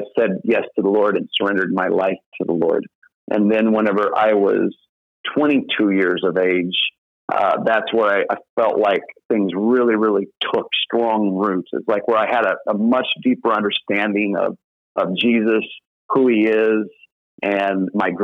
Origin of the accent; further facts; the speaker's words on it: Southern Illinois, United States; moved away as an adult; So I grew up in Southern Illinois and grew up in a Southern Baptist church